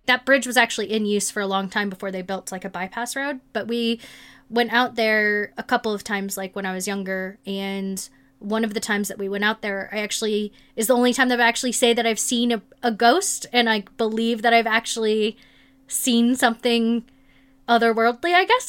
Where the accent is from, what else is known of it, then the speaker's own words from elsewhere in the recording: South or Midwest, United States; growing up in South or Midwest